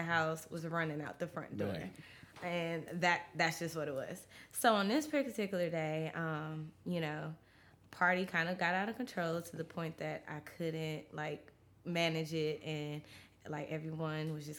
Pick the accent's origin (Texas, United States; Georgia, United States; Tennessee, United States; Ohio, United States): Tennessee, United States; Memphis; also born or lived in Mount Vernon, New York, United States; we moved to Memphis after 9/11